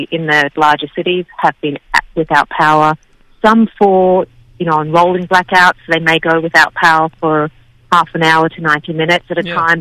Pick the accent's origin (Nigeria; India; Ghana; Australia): Australia; now in Texas, United States; myself being Australian